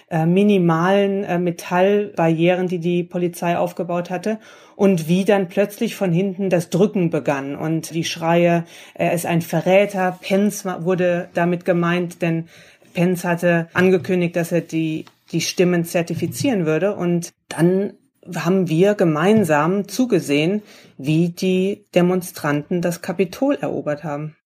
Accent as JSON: {"language": "German", "country": "Germany", "moved": "yes", "lives_now": "Washington, United States", "said": "ich komme aus Deutschland"}